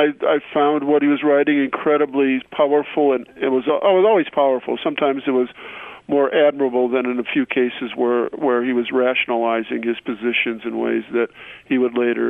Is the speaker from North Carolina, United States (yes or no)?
no; Detroit, Michigan, United States; also born or lived in Brooklyn / Ann Arbor / Cleveland / Bettendorf; I was only 3 years old by then and have only dim memories of that period, but we moved from Detroit to Brooklyn, where my father's parents lived, then to Ann Arbor, where my mother's parents lived, and then to Cleveland briefly, and then back to Detroit